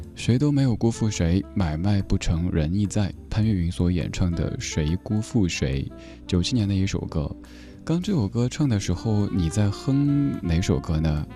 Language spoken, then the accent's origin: Chinese; Sichuan, China; accent: Sichuanese; 我家乡话，四川话